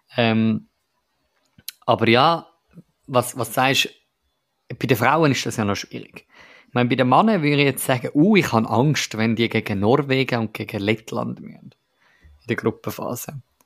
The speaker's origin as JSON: {"language": "German", "country": "Switzerland", "said": "als Schweizer"}